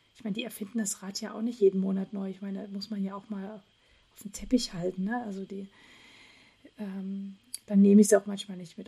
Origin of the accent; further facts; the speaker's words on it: Dresden, Saxony, Germany; born or raised there; now in Göttingen, Germany